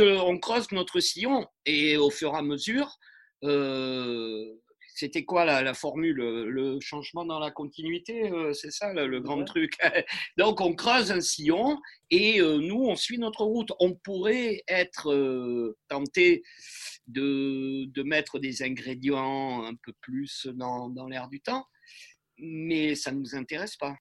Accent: France; on est des Français

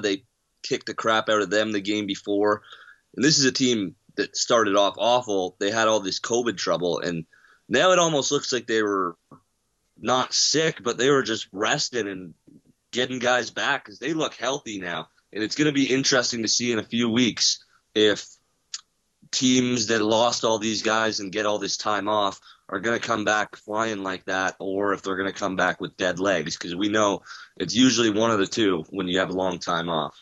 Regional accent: Canada; as a Canadian

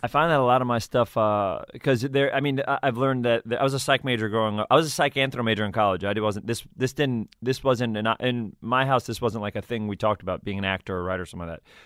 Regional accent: New York City, New York, United States; also born or lived in Edgemont, New York; I grew up in Riverdale

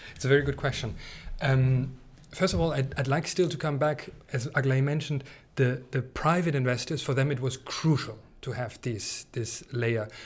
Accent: East Germany, Germany; I come from East Germany

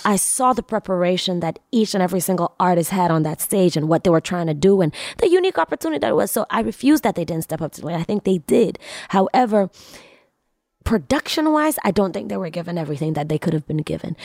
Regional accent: Tanzania; also born or lived in New York City; I'm from East Africa, Tanzania

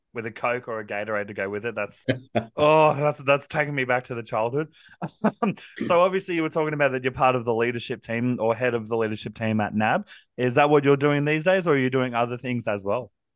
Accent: Central Coast, New South Wales, Australia; I grew up on the Central Coast from about the age of four all the way through to now

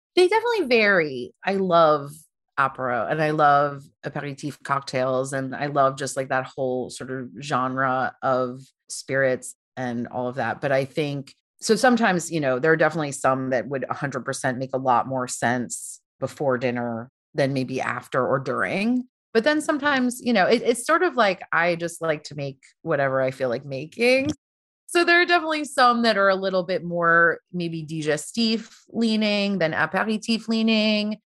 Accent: Long Island, New York, United States; moved away as an adult; also born or lived in Brooklyn, New York; now in Paris, France; I grew up on Long Island.

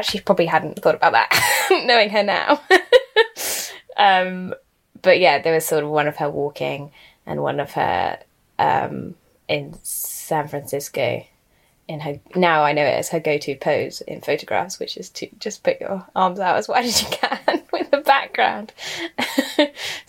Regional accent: London, United Kingdom; I'm from London

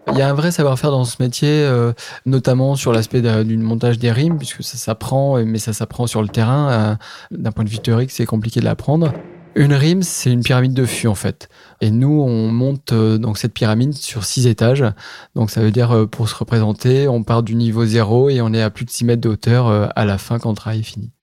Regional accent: Charente, Nouvelle-Aquitaine, France; je suis originaire de Charente

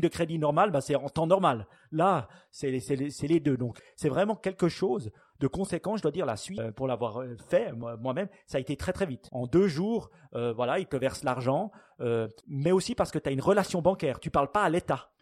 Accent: Switzerland; chez nous en Suisse

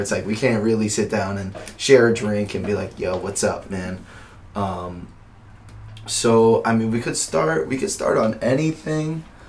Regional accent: Philippines; I'm Filipino. It's neither here nor there.

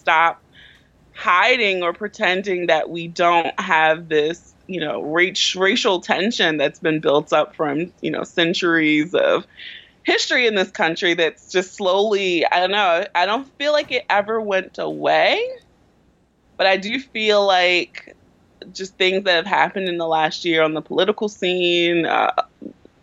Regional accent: Baltimore, Maryland, United States; I grew up in West Baltimore

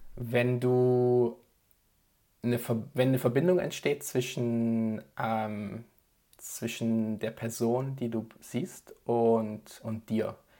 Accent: Tübingen, Baden-Württemberg, Germany; now in Basel, Switzerland; ich komme ursprünglich aus Tübingen und lebe jetzt in der Schweiz, in Basel

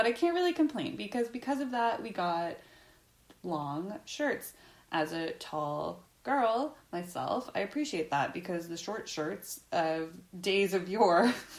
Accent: Canada; As a Canadian, I've never heard any Canadian claim Jenny Jones as one of our own

